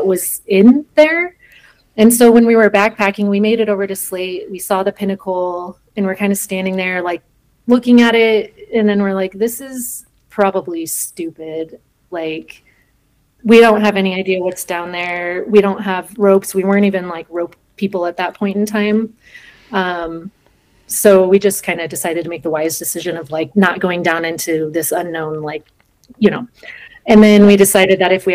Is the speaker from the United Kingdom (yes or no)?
no; Colorado, United States; I grew up in Colorado, so I was always out in the forest or in the mountains from a pretty young age